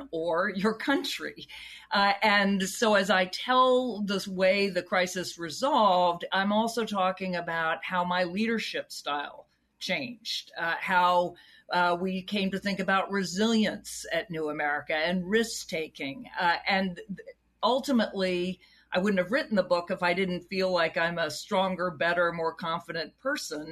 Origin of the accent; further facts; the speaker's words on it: Charlottesville, Virginia, United States; I grew up in Charlottesville, Virginia, home of Thomas Jefferson